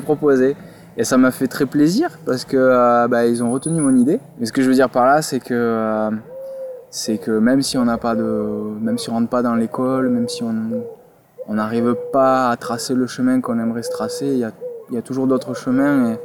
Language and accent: French; Toulouse, Occitania, France; moved away as an adult; also born or lived in Paris; je suis originaire de Toulouse